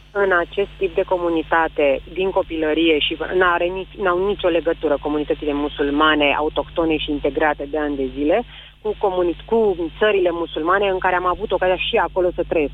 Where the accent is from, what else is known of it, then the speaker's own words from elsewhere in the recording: Constanța, Constanța County, Romania; now in Bucharest, Romania; eu sunt de la Constanța și m-am mutat la București